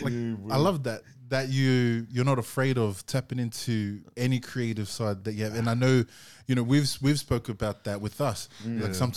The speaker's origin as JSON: {"language": "English", "country": "New Zealand", "accent": "Kiwi", "said": "maybe I should just stop, like, get rid of my Kiwi accent and just spit like an Aussie from it."}